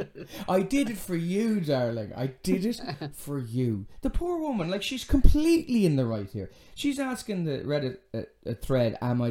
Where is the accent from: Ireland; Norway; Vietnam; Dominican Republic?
Ireland; now in Dublin, Ireland; my hometown